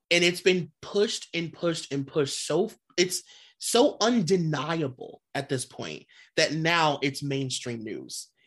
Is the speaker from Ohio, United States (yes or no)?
yes; Cleveland, Ohio, United States; I'm from Cleveland